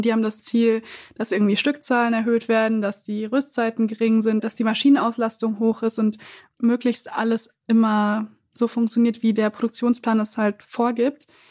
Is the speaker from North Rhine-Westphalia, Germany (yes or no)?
yes; Siegen, North Rhine-Westphalia, Germany; now in Berlin, Germany; ich bin in Siegen aufgewachsen, eine Großstadt ungefähr 100.000 Einwohner